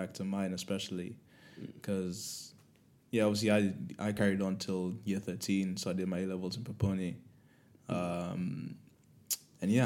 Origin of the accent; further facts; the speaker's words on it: Kenya; moved away as an adult; now in United Kingdom; I'm from Kenya, which English is literally the national language